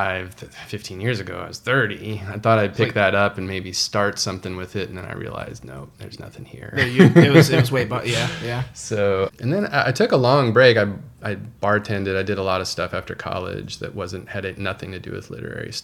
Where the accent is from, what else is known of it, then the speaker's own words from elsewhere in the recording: Houston, Texas, United States; moved away; also born or lived in Dallas / Washington, D.C.; I grew up in Houston, but I lived in Dallas during the 90s and the late